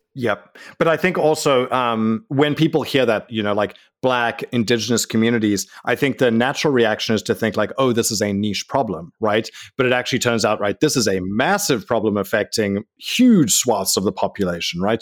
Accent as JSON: {"language": "English", "country": "South Africa", "tie": "born or raised there", "said": "I'm from South Africa"}